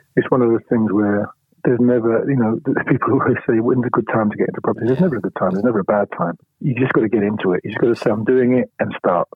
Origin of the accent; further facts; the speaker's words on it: London, United Kingdom; also born or lived in Poplar, London; I was born in Bethnal Green